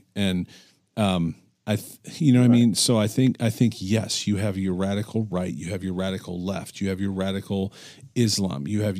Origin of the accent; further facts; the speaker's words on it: United States; I was born in America. I've lived in America.